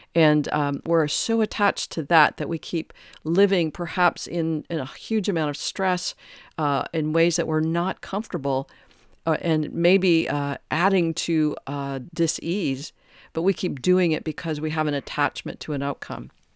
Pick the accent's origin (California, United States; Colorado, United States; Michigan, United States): Michigan, United States; Detroit; I grew up in Detroit